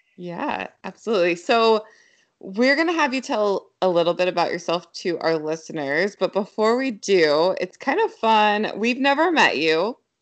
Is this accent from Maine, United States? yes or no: no; Yelm, Washington, United States; growing up in this area, because I grew up in Yelm